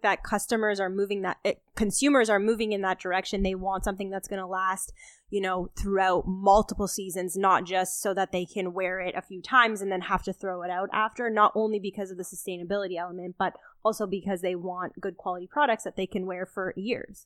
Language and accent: English; Toronto, Ontario, Canada; we're both born and raised in Toronto